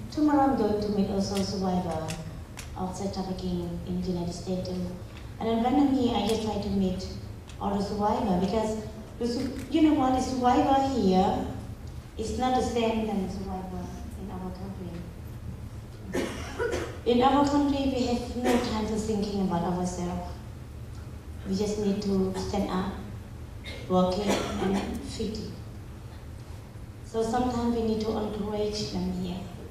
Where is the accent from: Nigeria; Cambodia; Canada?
Cambodia; first language Bunong; English is a second language; I am ethnic minority. I grew up in the jungle. So when I was in Cambodia